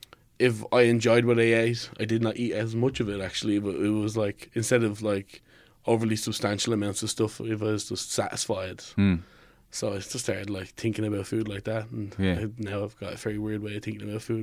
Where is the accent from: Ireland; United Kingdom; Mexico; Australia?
Ireland; Finglas, Leinster; From Finglas.